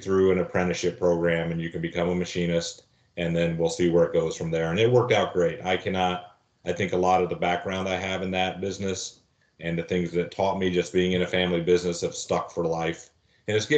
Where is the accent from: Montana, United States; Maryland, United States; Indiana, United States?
Indiana, United States; Lafayette; I grew up in Lafayette, Indiana, and it was my dad and my family